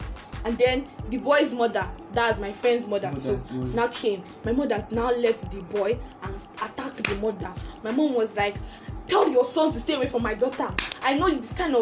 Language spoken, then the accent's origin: English; Benue, Nigeria; I'm from Benue State, full basket of the nation.